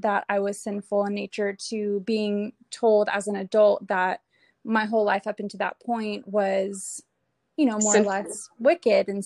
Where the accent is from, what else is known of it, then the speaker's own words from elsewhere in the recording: Atlanta, Georgia, United States; also born or lived in California; we're originally from Georgia, Atlanta, Georgia, where I am